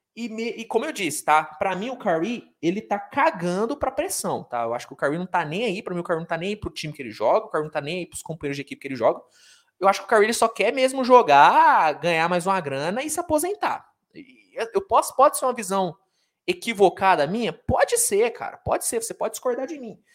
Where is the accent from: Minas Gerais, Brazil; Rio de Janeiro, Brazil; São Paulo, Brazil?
Minas Gerais, Brazil; Uberaba; eu sou de Uberaba, Minas Gerais